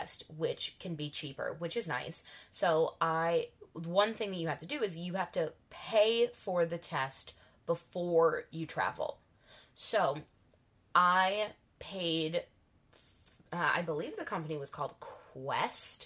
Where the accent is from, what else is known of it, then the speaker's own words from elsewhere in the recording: United States; as an American